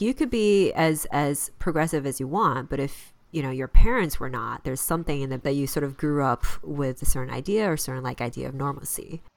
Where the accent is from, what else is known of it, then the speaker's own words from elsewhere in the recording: Chicago, Illinois, United States; moved away; I'm from Chicago.